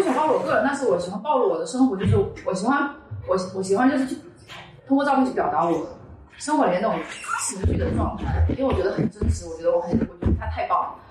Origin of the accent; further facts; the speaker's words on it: Fuzhou, Fujian, China; 因为我是福州人呗